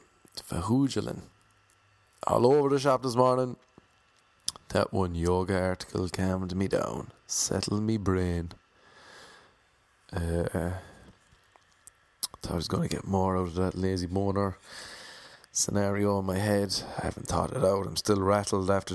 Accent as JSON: {"language": "English", "country": "Ireland", "said": "I'm Irish."}